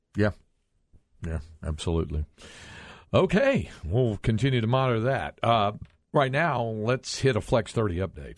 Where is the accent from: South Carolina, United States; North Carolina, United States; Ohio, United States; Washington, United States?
North Carolina, United States; now in Texas, United States; growing up in North Carolina